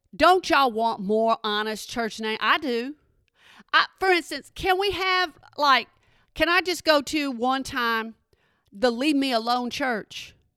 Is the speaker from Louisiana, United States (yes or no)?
no; Texas, United States; I'm from Texas